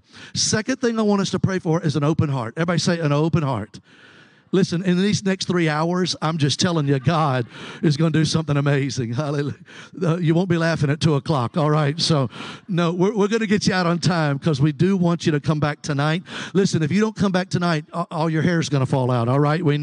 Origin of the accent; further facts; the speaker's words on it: Mobile, Alabama, United States; I'm from Mobile, Alabama